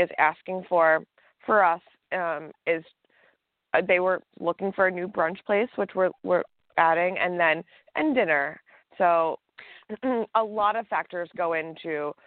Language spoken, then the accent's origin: English; East Coast, United States; now in Los Angeles, United States; I'm from the East Coast